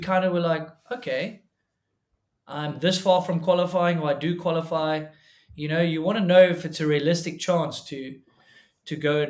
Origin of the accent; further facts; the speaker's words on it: South Africa; it's kind of tough to see people follow in the footsteps as a South African.